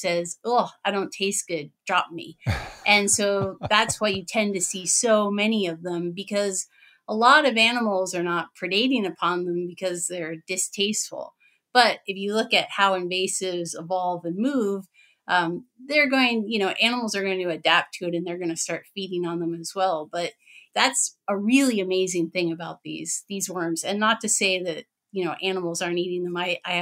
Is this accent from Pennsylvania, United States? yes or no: yes; Pennsylvania, United States; now in Wisconsin, United States; I'm in Wisconsin. I'm originally from Pennsylvania